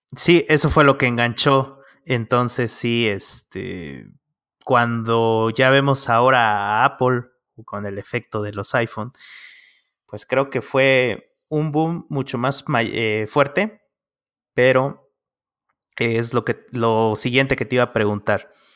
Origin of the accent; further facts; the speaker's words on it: Mexico; acá en México